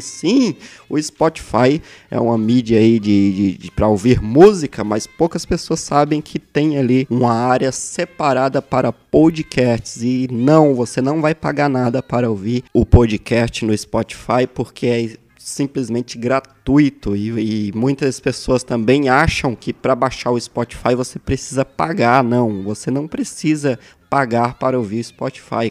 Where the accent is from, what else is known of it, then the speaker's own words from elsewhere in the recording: Brasília, Federal District, Brazil; also born or lived in Santo Antônio do Descoberto, Goiás; eu nasci em Taguatinga Brasília, sou natural de Brasília